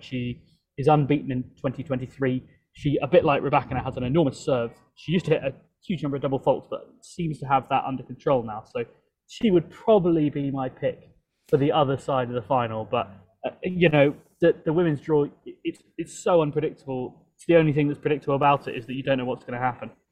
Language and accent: English; London, United Kingdom; moved away; my hometown of London